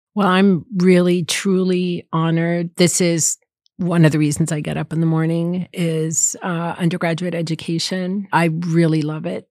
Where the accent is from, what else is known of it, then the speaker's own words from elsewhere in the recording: East Coast, United States; moved away as an adult; now in Berkeley, United States; I grew up on the East Coast